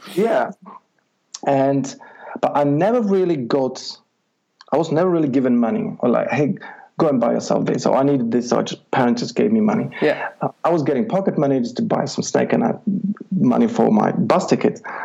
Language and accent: English; Czechia; moved away as an adult; I'm originally from Czech Republic, okay. and I'm from a little village up the hills and mountains where um, it's you know just a few hundred people